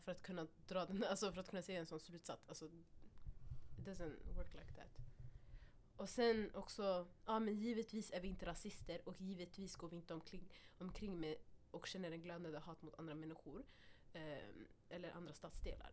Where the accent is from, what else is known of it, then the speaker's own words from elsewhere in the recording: Stockholm, Stockholm County, Sweden; Vi alla har växt upp här. Mm. Vi är härifrån, mm. all of us. Vi har, vi har tränat i Husbyhallen, alltså från när vi var små